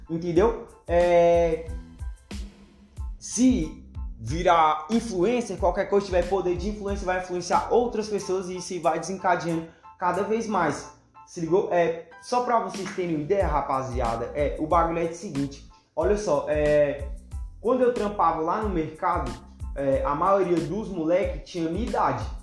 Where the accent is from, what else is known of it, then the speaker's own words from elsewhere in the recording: Federal District, Brazil; no meu caso aqui, que sou do DF, é …, …